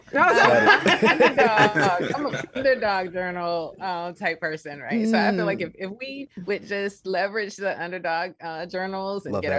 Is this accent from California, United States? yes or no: no; South Carolina, United States; I'm a woman from the South. I work in South Carolina, but I'm from South Carolina. So I came home with this position.